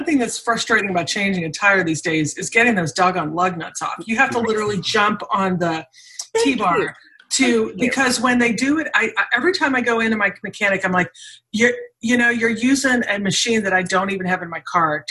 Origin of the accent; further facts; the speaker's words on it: Germany; moved away; I grew up in Germany